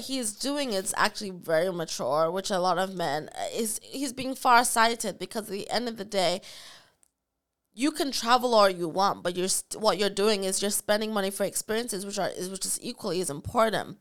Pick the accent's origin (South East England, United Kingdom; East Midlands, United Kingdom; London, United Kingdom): East Midlands, United Kingdom; Nottingham; from Nottingham